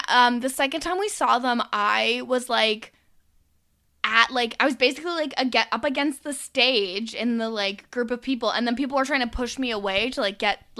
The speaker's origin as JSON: {"language": "English", "country": "Canada", "said": "as a Canadian"}